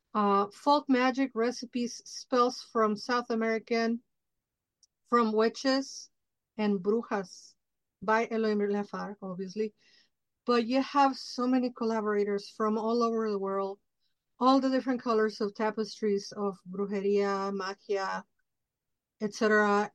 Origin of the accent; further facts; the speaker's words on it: Mexico City, Mexico; moved away; I grew up in Mexico City, but it's like very influenced by United States and the culture.